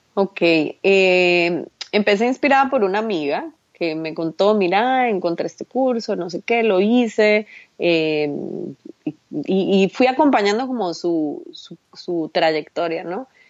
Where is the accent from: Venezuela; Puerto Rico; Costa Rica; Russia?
Costa Rica; en mi país usamos un dicho, en Costa Rica usamos un dicho